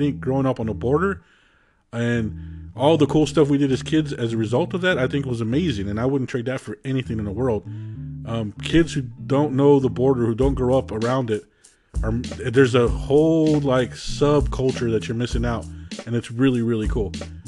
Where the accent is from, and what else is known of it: Arizona, United States; born or raised there; also born or lived in Georgia